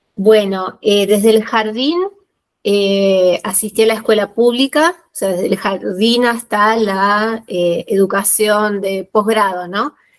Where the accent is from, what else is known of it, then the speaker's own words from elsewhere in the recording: Buenos Aires, Argentina; moved away as an adult; now in La Rioja, Argentina; yo nací en la ciudad de Buenos Aires, soy porteña, eh, viví siempre en barrios del sur de, la ciudad de Buenos Aires